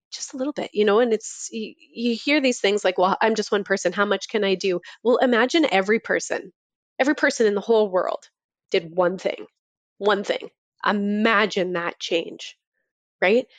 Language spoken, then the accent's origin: English; Toronto, Ontario, Canada; moved away; I'm from Toronto originally